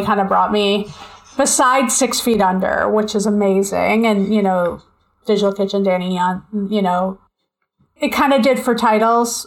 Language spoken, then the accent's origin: English; Long Island, New York, United States; accent: Long Island; I'm from Long Island